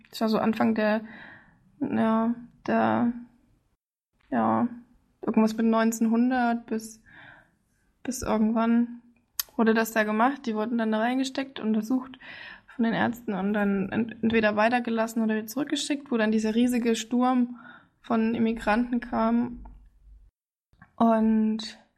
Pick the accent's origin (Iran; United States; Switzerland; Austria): United States; Ja, also vor allem, wenn man diese Insel kennt, als Amerikaner weiß man ja, worum es da geht.